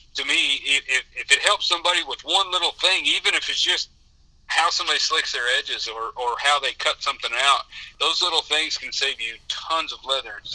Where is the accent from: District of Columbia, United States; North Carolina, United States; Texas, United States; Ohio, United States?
Texas, United States; South; growing up in South Texas